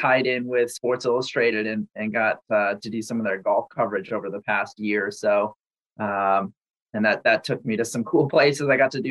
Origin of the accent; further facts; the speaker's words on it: Massachusetts, United States; growing up in Massachusetts, hockey was the sport for me.